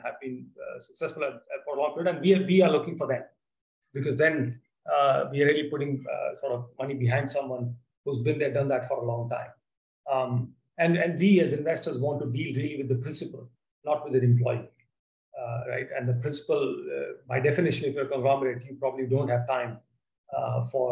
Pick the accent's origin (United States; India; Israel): India; I'm an Indian